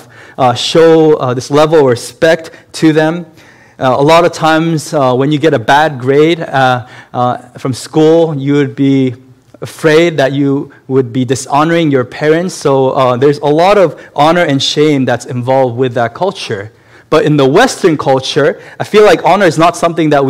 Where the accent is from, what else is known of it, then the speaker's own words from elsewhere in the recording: South Korea; moved away; also born or lived in Massachusetts, United States; I was born in Massachusetts, but at the same time, my family moved back to South Korea, and I spent a good number of years in South Korea as a child.